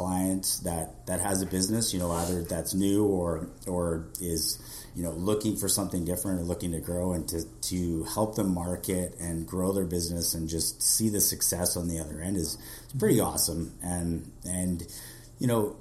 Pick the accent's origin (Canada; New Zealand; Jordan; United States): Canada; Kelowna, British Columbia; growing up in Kelowna